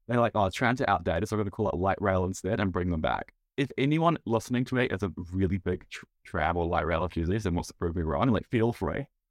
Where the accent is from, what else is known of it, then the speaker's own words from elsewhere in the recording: United States; now in New Zealand; I'm an American